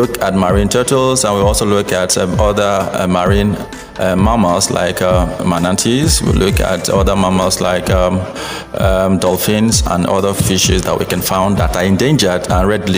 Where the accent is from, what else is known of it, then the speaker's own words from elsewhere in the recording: Minimbie, Akassa Kingdom, Bayelsa, Nigeria; I am from Minimbie in Akasa Kingdom.